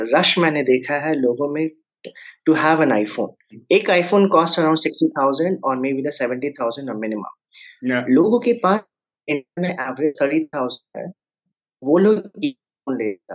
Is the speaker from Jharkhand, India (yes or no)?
yes; Jamshedpur, Jharkhand, India; moved away; मैं नेटिवली जमशेदपुर से बिलोंग करता हूँ जो कि झारखंड में है और काफ़ी दिन हो गए मुझे वहाँ से निकले हुए